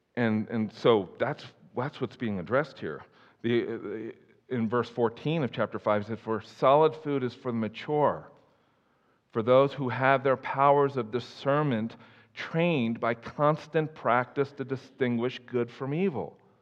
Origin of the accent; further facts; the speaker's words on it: East Coast, United States; moved away; I grew up on the East Coast